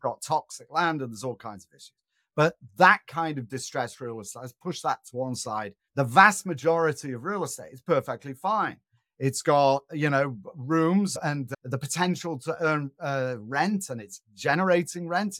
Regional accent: Manchester, North West England, United Kingdom; moved away; I'm originally from Northern England, an industrial town called Manchester.

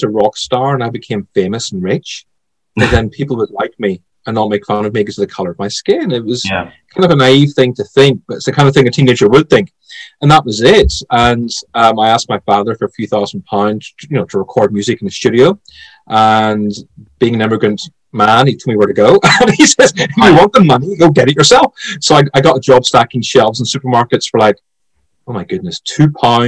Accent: Belfast, Northern Ireland, United Kingdom; But as far as I'm concerned, I'm Irish. I was born in Belfast. I was raised there.

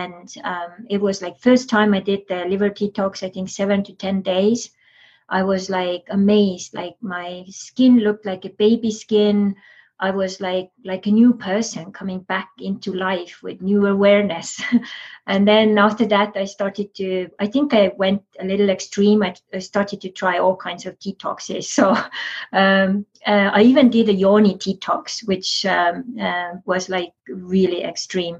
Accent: Estonia; I'm from Estonia

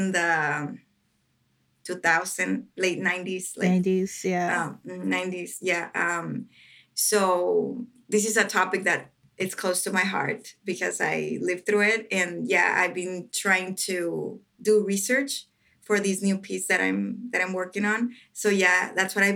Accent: Ciudad Juárez, Chihuahua, Mexico; English is a second language; moved away as an adult; also born or lived in Metro Detroit, United States; now in Detroit, United States; my hometown in Juarez, Mexico

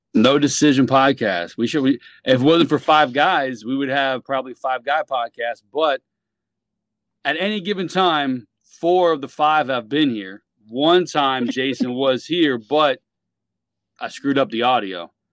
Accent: Miami, Florida, United States; we're from Miami, South Florida

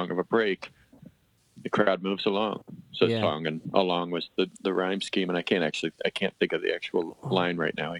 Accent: Coventry, Connecticut, United States; moved away as an adult; also born or lived in Madison; I grew up in Coventry

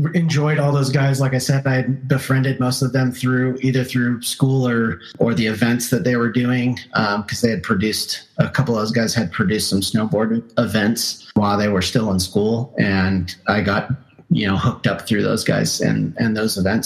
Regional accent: Southern California, United States; I grew up in Southern California

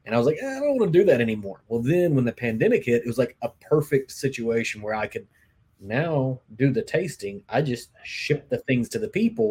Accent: Kentucky, United States; I grew up in Kentucky

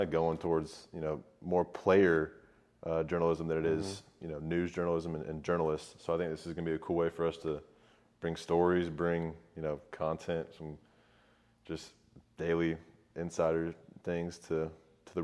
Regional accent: Kennesaw, Georgia, United States; I'm from Kennesaw, Georgia. Grew up, went to Kennesaw Mountain High School

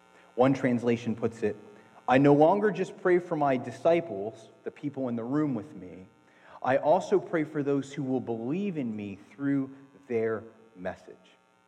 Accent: Athens, Attica, Greece; No, seriously, I was born in Athens, Greece. My mom is Greek, and I spent the first part of my life in Greece.

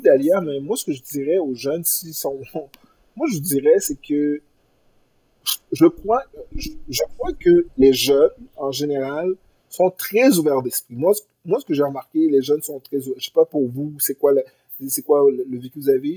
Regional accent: Granby, Quebec, Canada; moved away as an adult; also born or lived in Haiti (origin/ancestry); now in Montreal, Canada; je viens de Granby, je viens d'une, je viens d'une ville qui avait, à l'époque, 95% de population blanche francophone

